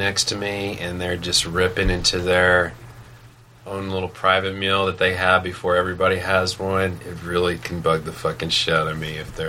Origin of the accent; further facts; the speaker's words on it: the South, Arkansas, United States; moved away as an adult; also born or lived in Northeast US / Chicago; now in New York, United States; I'm from the South, and I went to school in the Northeast. People, like, I never realized I had an accent. I feel like compared to the rest of my friends in Arkansas, I didn't have an accent, you know?